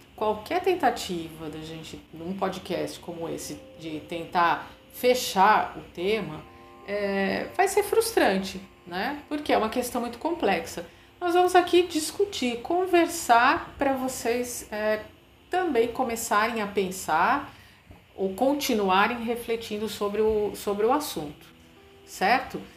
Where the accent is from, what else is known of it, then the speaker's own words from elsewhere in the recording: Brazil; nós brasileiros